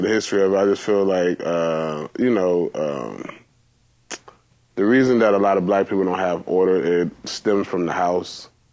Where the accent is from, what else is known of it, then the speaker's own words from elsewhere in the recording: Georgia, United States; I'm from Georgia, so we have cotton fields.